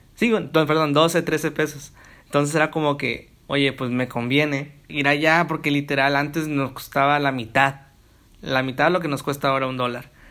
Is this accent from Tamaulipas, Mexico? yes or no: yes; Matamoros, Tamaulipas, Mexico; soy de Tamaulipas, de Matamoros